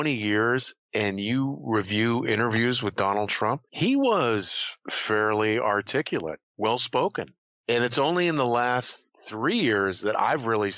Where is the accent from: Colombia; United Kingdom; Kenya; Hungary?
United Kingdom; Scotland; I'm Scottish